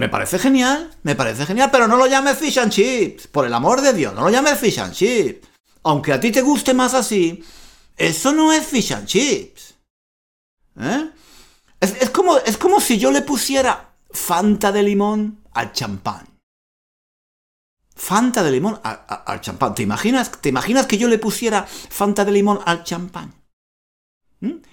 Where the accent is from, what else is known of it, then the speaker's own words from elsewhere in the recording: Spain; soy, muy español, muy latino, eh, tengo la sangre muy caliente